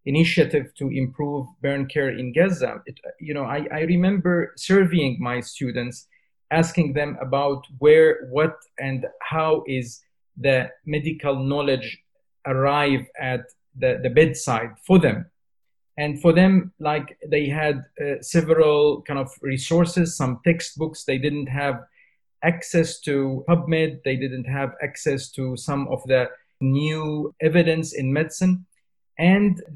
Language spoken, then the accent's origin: English; Syria; moved away as an adult; now in United Kingdom; I come from Syria. So when I was a doctor trainee in Syria, when I left Syria and I came to the UK